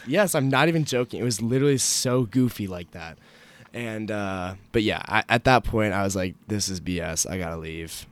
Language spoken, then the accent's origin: English; Alexandria, Virginia, United States; I'm from Alexandria, Virginia